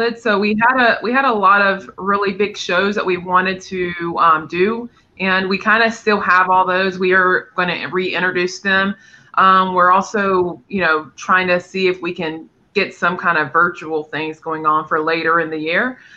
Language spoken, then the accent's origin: English; North Carolina, United States; moved away; I'm from North Carolina originally